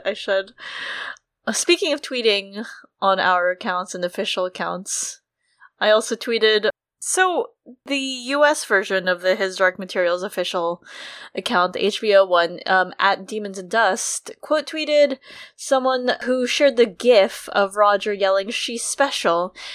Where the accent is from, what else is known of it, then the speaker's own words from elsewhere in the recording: United States; as an American